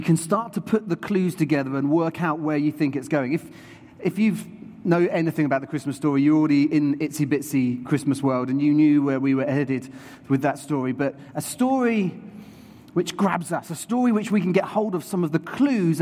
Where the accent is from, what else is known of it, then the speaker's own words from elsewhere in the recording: New Forest, South East England, United Kingdom; I grew up in the New Forest, and so I used to see horses and donkeys and cows.